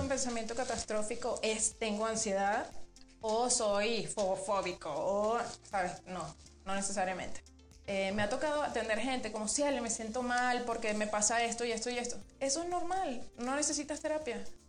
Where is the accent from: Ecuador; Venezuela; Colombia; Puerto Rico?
Venezuela; moved away as an adult; now in Mexico; yo soy venezolana. Sí. Em, tengo muchos años aquí en México, en Venezuela hice la, licenciatura y llegué aquí a, tu país, mi país también, en el 2012